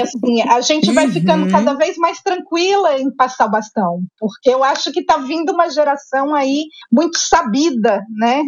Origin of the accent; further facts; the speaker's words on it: interior of Minas Gerais, Brazil; eu sou mineira, né, do interior de Minas, nasci